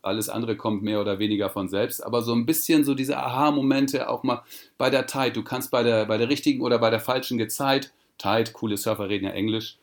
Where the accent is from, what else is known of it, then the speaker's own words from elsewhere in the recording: Sylt, Schleswig-Holstein, Germany; now in Portugal; auf Sylt bin ich geboren und aufgewachsen